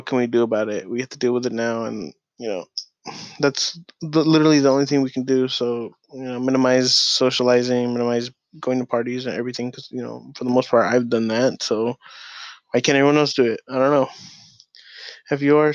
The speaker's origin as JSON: {"language": "English", "town": "Long Beach", "region": "California", "country": "United States", "moved": "yes", "said": "I'm from Long Beach"}